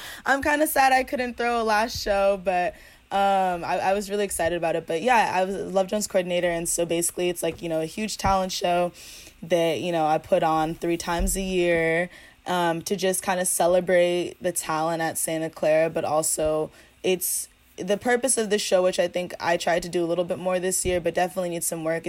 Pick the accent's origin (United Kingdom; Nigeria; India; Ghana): Ghana; You know, I'm African, I'm Ghanaian, and I've never had, you know, other African friends like this.